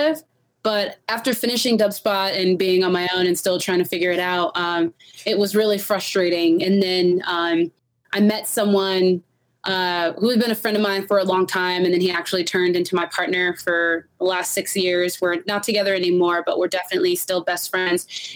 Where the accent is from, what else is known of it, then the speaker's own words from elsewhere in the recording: Los Angeles, California, United States; moved away as an adult; also born or lived in Long Beach; now in Denver, United States; I'm from Los Angeles. Okay. Los Angeles is my whole life, pretty much. So I'm California through and through.